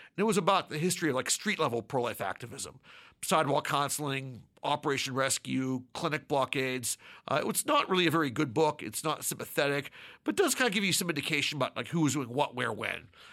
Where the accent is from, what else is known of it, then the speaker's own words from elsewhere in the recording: Pittsburgh, Pennsylvania, United States; moved away; I was born and raised in Pittsburgh, Pennsylvania